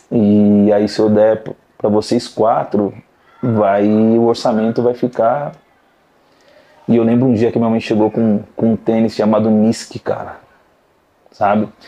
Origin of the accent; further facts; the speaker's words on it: Salto, São Paulo, Brazil; É, prazer … sou do interior da cidade de Salto.